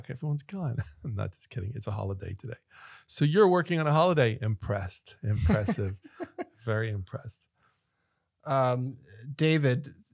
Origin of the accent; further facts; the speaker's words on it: Ireland; accent: American; I sound American, but I'm actually Irish. I don't have the, the whole Irish accent, but I grew up there. I was born there, went to school there.